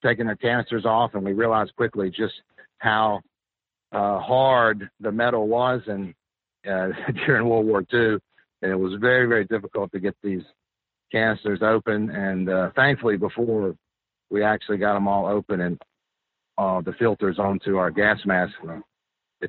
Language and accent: English; Hattiesburg, Mississippi, United States; moved away as an adult; also born or lived in Staten Island / Philadelphia; the local college in my hometown, University of Southern Mississippi